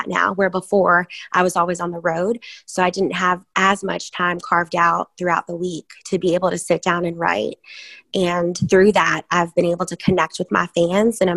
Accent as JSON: {"language": "English", "region": "Virginia", "country": "United States", "moved": "yes", "said": "I'm from Virginia"}